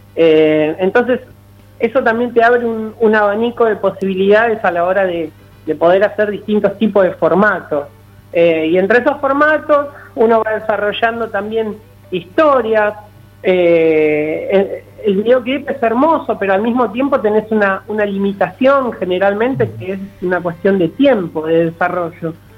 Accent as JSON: {"language": "Spanish", "town": "Avellaneda", "country": "Argentina", "tie": "born or raised there", "said": "en Avellaneda, ciudad donde yo nací, donde estudié, eh, donde hice mis primeros pasos"}